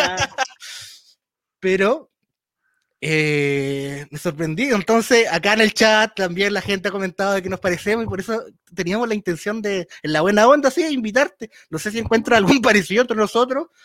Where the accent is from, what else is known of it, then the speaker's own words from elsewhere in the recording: Valparaíso, Chile; yo soy de Valparaíso